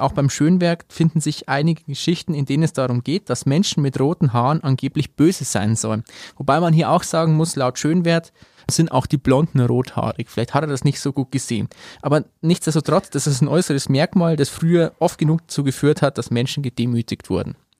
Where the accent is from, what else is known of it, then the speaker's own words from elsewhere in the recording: Amberg, Bavaria, Germany; Ich komme aus Amberg